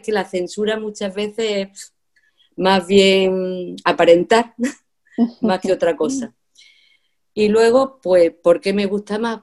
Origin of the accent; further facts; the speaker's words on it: a village in Andalusia, Spain; debido al año en que nací y donde viví mi niñez, que fue en un pueblo